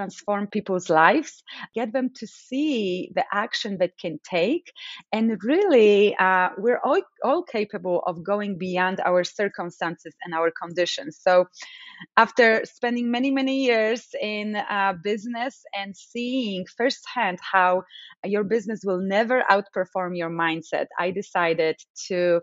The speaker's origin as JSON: {"language": "English", "country": "Poland", "tie": "born or raised there", "second_language": "English", "moved": "yes", "lives_now": "United States", "said": "I come from Poland, as you know, and I grew up in Poland during the times of communism."}